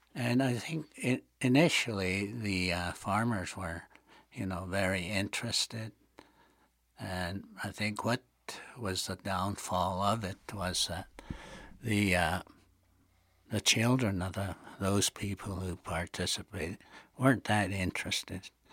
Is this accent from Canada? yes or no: yes; Blood Tribe, Alberta, Canada; in our community, the Blood Tribe.